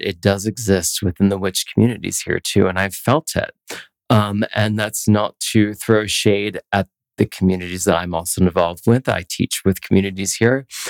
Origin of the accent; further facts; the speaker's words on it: Philadelphia, Pennsylvania, United States; also born or lived in New York City; now in Denver, United States; I grew up in Pennsylvania. I grew up in Philadelphia